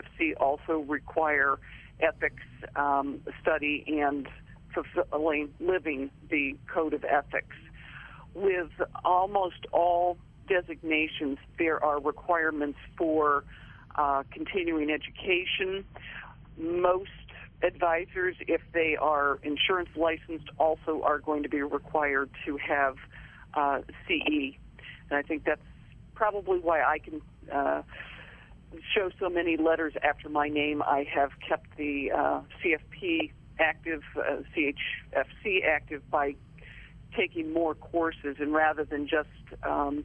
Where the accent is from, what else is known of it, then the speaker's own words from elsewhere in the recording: Wayne, Pennsylvania, United States; moved away as an adult; also born or lived in Middletown, Ohio; now in Ohio, United States; I grew up outside of Philadelphia in Wayne, Pennsylvania. Went through all of the schools there from kindergarten to the 12th grade